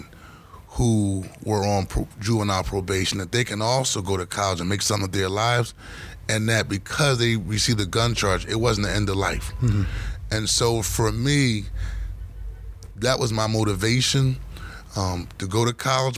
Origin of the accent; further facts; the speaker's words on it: Philadelphia, Pennsylvania, United States; growing up in Point Breeze, South Philadelphia, I was primarily raised by mother, stepfather, and my grandmother